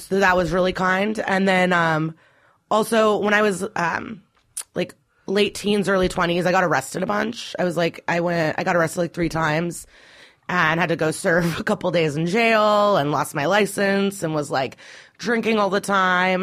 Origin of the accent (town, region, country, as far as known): Skokie, Illinois, United States; born or raised there; also born or lived in Russia / Chicago; now in New York, United States